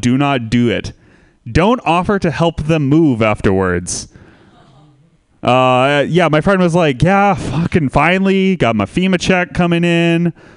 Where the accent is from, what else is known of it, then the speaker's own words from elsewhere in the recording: Santa Rosa, California, United States; I am from Santa Rosa too, um, which is a city most famous uh, recently for burning to the ground in a terrible wildfire